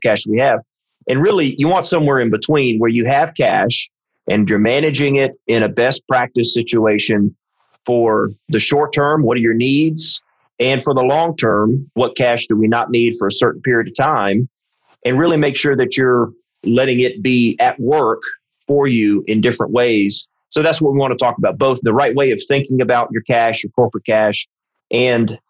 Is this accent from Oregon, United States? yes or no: no; South Carolina, United States; I'm from South Carolina